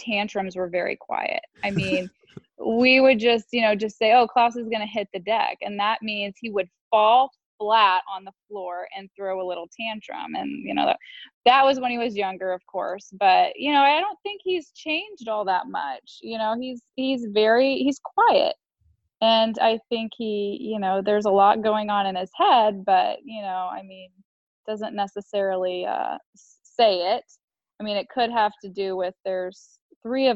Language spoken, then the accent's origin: English; West Palm Beach, Florida, United States; I was born January 7th, 1989, and I was born in West Palm Beach, Florida